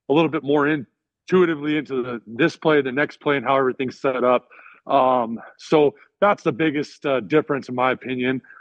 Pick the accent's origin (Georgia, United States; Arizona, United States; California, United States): Arizona, United States; I grew up in Arizona as well, spent some time in South Carolina.